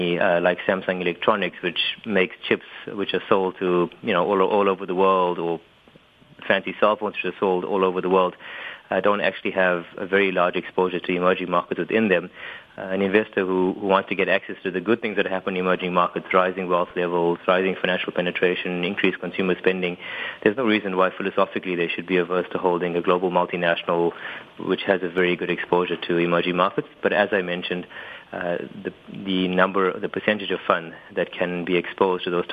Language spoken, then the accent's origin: English; South Africa